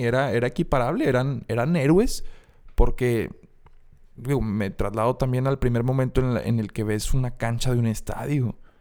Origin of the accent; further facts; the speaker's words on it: Mexico; como mexicanos